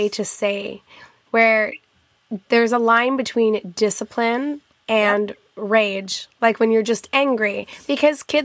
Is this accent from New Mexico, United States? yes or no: yes; Albuquerque, New Mexico, United States; born there; I was born in Albuquerque, New Mexico, and my grandparents both my grandma still lives there